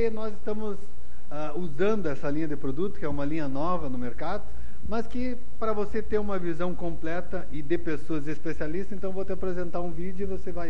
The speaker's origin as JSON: {"language": "Portuguese", "town": "Caxias do Sul", "region": "Rio Grande do Sul", "country": "Brazil", "said": "sou de Caxias do Sul."}